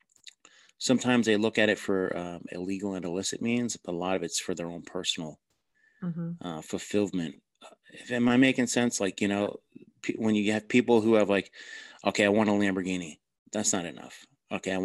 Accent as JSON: {"language": "English", "region": "New Jersey", "country": "United States", "accent": "Jersey", "said": "I'm from New Jersey."}